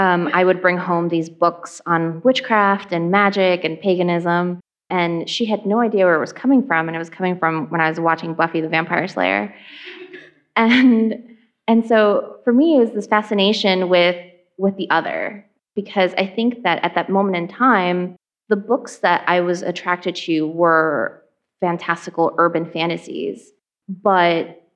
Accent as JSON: {"language": "English", "town": "New York City", "region": "New York", "country": "United States", "tie": "born or raised there", "also_born_or_lived": "Ecuador", "said": "So I grew up in Hollis, Queens"}